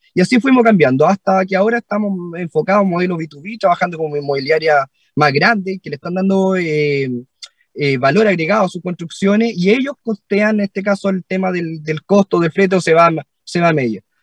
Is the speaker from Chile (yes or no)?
yes; southern Chile, Chile; dos cabros del sur, de un pueblo